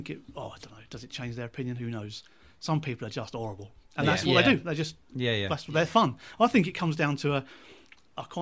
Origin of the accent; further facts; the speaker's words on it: Seaford, South East England, United Kingdom; also born or lived in Brighton / Newhaven; I lived in Seaford, New Haven, Brighton for a short time, just around the place really, and ended up back in Seaford where I kind of grew up